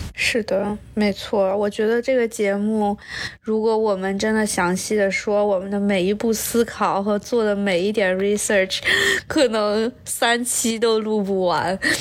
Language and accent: Chinese; Nanjing, Jiangsu, China; now in United States; 我是南京人